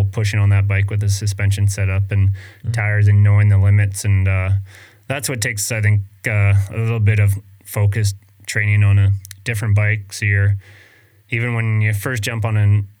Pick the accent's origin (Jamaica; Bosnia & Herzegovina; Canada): Canada; Vancouver Island, British Columbia; I was really lucky growing up in Canada and BC on Vancouver Island